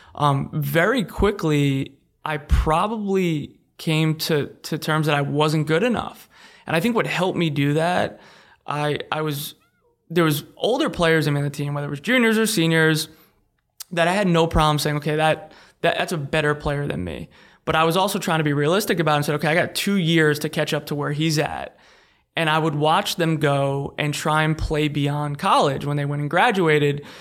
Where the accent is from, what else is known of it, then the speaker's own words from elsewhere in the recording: Long Island, New York, United States; Long Island, New York